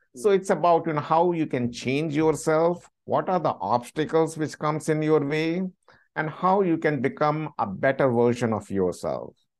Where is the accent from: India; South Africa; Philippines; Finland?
India; moved away as an adult; also born or lived in London; now in United States; I was born and brought up in India. I lived there for 26 years